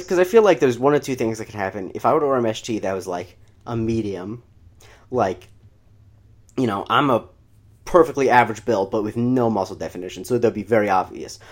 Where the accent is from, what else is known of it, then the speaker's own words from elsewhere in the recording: Florida, United States; I grew up in Florida